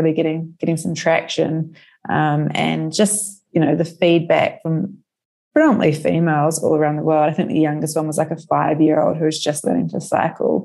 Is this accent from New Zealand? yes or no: yes; New Zealand; now in Melbourne, Australia; I'm originally from New Zealand